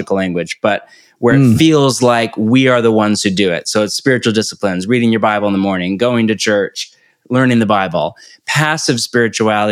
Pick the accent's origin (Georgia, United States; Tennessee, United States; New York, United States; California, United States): California, United States; moved away as an adult; also born or lived in Portland, Oregon; now in Topanga Canyon, United States; born and raised in California